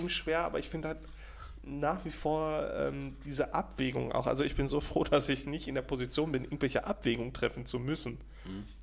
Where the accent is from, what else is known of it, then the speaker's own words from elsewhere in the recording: Austria; Äh, Digga, ich bin Österreicher.